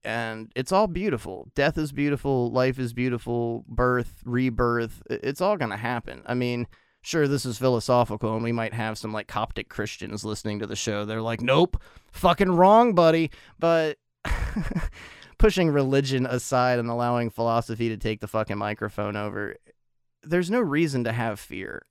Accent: United States; being an American living in the United States

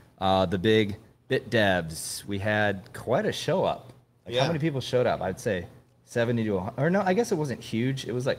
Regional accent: London, United Kingdom; You're not an Austin guy, right? No, I'm from London.

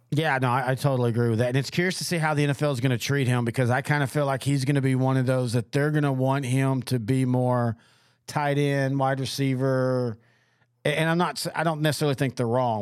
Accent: East Texas, United States; I grew up in East Texas where there's a ton of uh, uh, Razorback fans

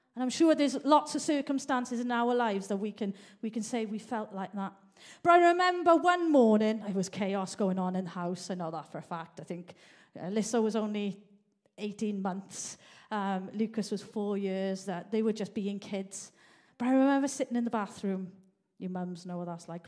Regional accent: Merthyr Tydfil, Wales, United Kingdom; now in Manchester, United Kingdom; I grew up in South Wales Valley. I've actually lived in Manchester now longer than South Wales Valleys

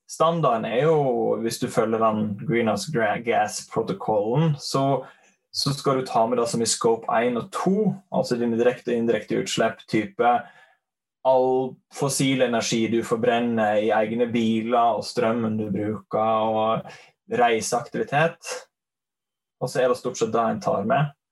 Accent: Leikanger, Vestland, Norway; Um, jeg hører kanskje at jeg er fra Sogn. Sogning fra Leikanger.

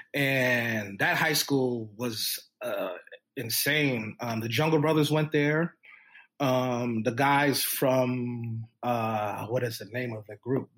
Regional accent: New York City, New York, United States; also born or lived in St. Albans, Queens; I come from the Bronx at that point

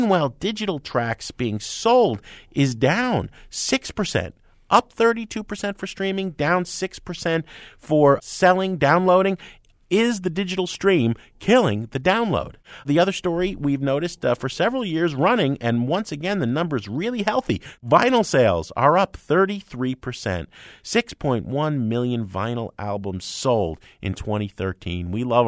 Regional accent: New Jersey, United States; Well, I'm from Jersey, you know, down the shore. But I understand Jersey

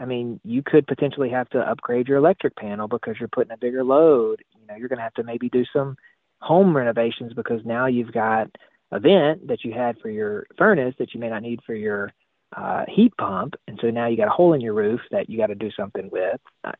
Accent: Mississippi, United States; which I'm from Mississippi. I love butter just as much as the next person.

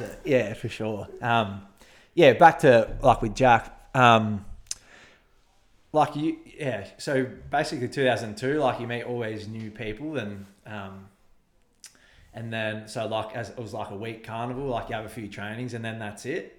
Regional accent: Shepparton, Victoria, Australia; also born or lived in Tallygaroopna; growing up in Shep

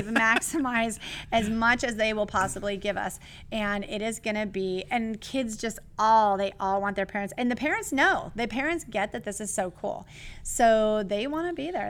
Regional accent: California, United States; I'm from California

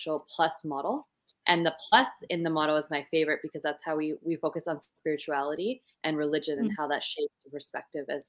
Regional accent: Canada; I am from Canada, so don't have the beautiful accent that you all have.

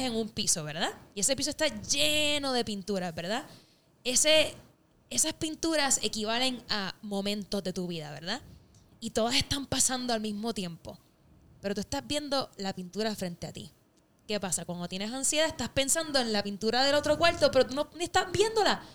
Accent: Puerto Rico; moved away as an adult; now in Los Angeles, United States; Soy, soy parte de la, de la diáspora borinqueña, eh, deseando siempre estar en la isla

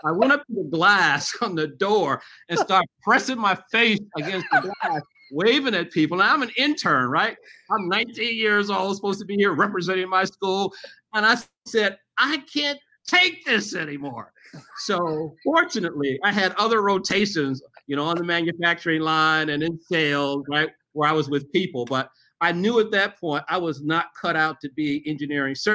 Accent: Memphis, Tennessee, United States; I grew up in Memphis, Tennessee

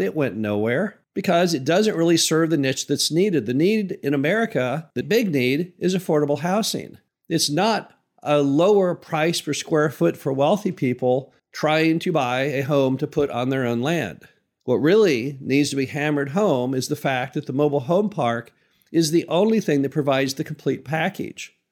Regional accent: Midwest, United States; as a Midwesterner

